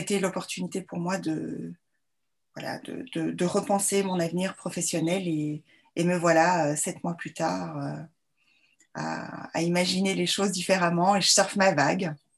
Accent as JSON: {"language": "French", "country": "Belgium", "also_born_or_lived": "Brussels", "said": "donc je suis belge. J'ai fait mes études à Bruxelles"}